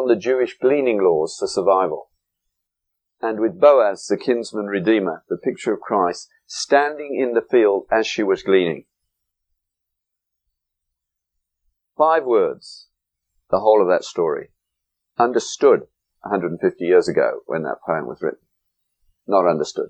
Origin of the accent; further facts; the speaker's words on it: England, United Kingdom; moved away; when I went to school in England